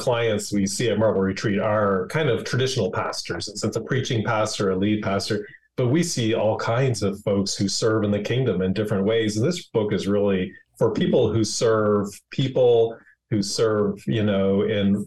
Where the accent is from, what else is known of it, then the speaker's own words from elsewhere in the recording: Prince Edward Island, Canada; moved away as an adult; now in United States; I grew up in Prince Edward Island, Canada, a son of a lobster fisherman